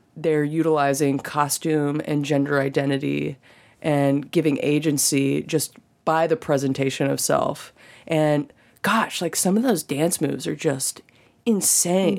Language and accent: English; Birmingham, Alabama, United States; moved away as an adult; now in Nashville, United States; I grew up in Birmingham, Alabama.